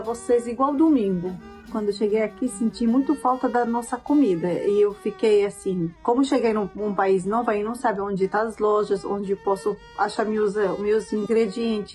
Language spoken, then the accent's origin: Portuguese; Syria; Portuguese is a second language; moved away as an adult; now in Brazil; sou refugiada da, da Síria da, aqui. Tenho 32 anos, cheguei no Brasil em 2014